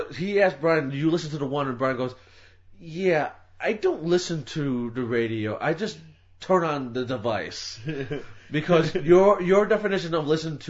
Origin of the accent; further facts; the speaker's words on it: Detroit, Michigan, United States; I'm just from the Detroit metro area.